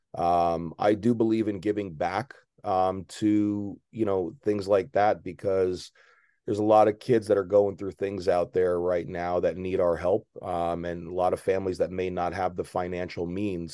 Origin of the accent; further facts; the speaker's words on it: Maplewood, New Jersey, United States; now in South Jersey, United States; I grew up in a uh, middle class town called Maplewood, New Jersey.